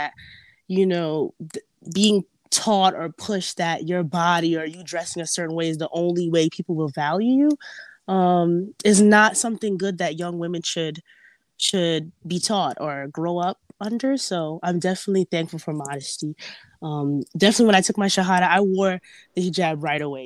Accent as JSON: {"language": "English", "region": "New York", "country": "United States", "tie": "born or raised there", "said": "I was born here in New York. So just going to high school"}